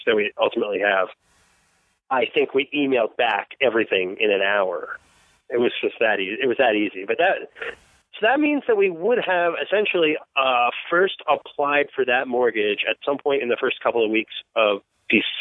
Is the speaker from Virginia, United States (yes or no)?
no; Long Island, New York, United States; I'm from Long Island. Port Washington's about 20 minutes from where I grew up